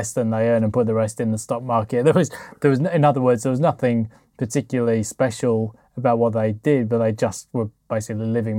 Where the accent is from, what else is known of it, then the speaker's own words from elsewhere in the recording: Yorkshire and the Humber, United Kingdom; So I grew up in South Yorkshire, and obviously the most famous sportsman was Jeff Boycott.